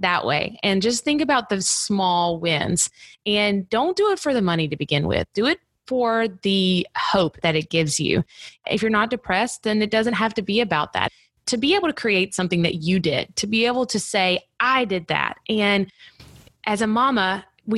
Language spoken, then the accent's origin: English; the South, United States; I'm from the South